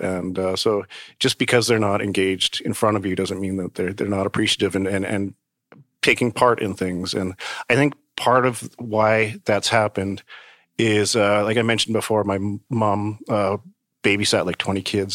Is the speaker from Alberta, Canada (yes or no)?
yes; Calgary, Alberta, Canada; moved away as an adult; also born or lived in Manitoba / Vancouver / New York; now in Toronto, Canada; growing up in Calgary most of my life